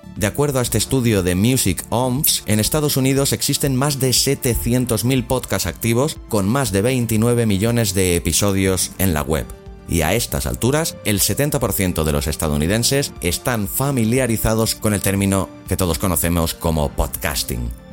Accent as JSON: {"language": "Spanish", "region": "Catalonia", "country": "Spain", "said": "soy catalán"}